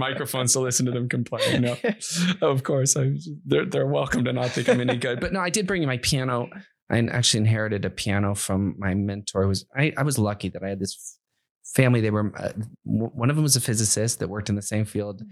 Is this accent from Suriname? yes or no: no; Akron, Ohio, United States; I'm from the Midwest. I'm from Akron, Ohio